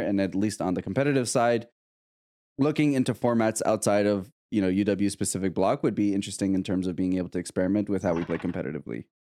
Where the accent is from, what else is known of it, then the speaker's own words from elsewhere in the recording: Canada; I'm Canadian